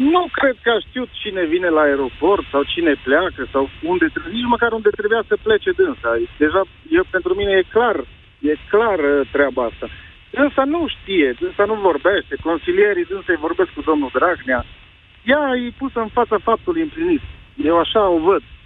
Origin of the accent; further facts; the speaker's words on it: Alba Iulia, Alba County, Romania; Mulțumim mult din Alba Iulia